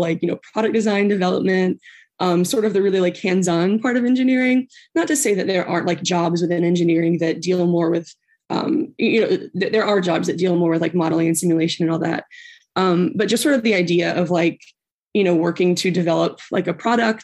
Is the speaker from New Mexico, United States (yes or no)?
no; Tennessee, United States; moved away as an adult; also born or lived in Maryland; I'm from Tennessee